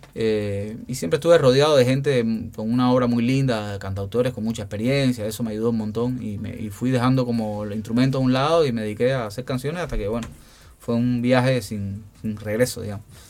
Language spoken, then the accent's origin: Spanish; Santa Clara, Villa Clara, Cuba; moved away as an adult; now in Paraná, Argentina; yo vivo ahí muy cerca de, donde están los restos